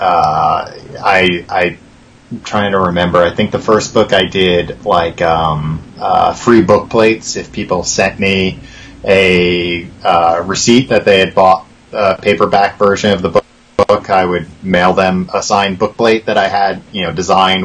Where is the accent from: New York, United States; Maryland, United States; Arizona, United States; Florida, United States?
New York, United States; Long Island; I am originally from Long Island. So I'm from about, you know, an hour east of Brooklyn